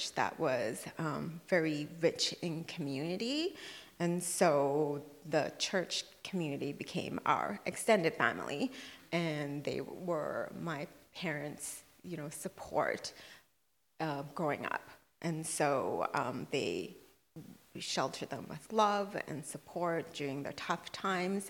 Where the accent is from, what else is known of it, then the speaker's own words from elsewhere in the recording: Brunei; moved away; growing up in Brunei, we would go to someone's house and worship the Lord